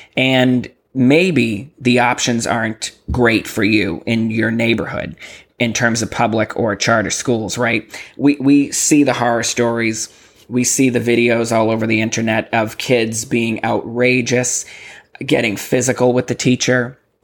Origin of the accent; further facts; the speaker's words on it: Massachusetts, United States; moved away as an adult; now in Texas, United States; I come from Massachusetts